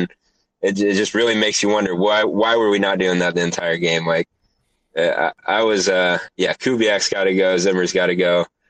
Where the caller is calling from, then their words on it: Orlando, Florida, United States; I'm calling from Florida, okay. Orlando area.